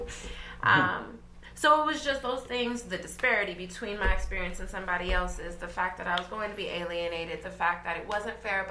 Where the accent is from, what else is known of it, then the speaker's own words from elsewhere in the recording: Westminster, United States; I grew up in Westminster